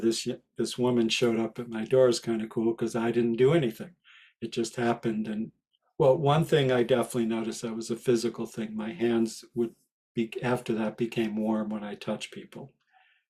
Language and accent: English; Rye Brook, New York, United States; moved away as an adult; also born or lived in Longmont, Colorado; my next door neighbor growing up in Westchester